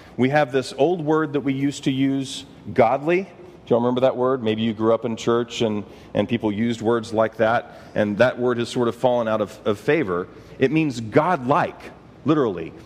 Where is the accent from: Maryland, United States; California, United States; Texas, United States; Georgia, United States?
Texas, United States; I'm from Texas